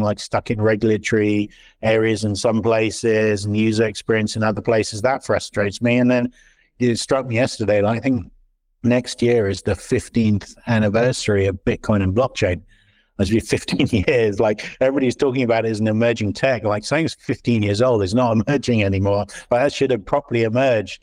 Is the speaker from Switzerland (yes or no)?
yes; Switzerland; also born or lived in London / San Francisco Bay Area; now in Silicon Valley, United States; I moved here eight years ago. Before that, I was in London, and then I was brought up in Switzerland.